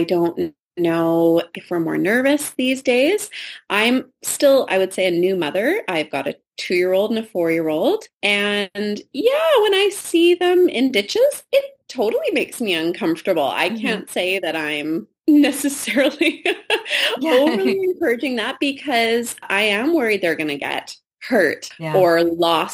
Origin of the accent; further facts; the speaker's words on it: Richmond, British Columbia, Canada; I grew up in Richmond, BC, where we have a lot of ditches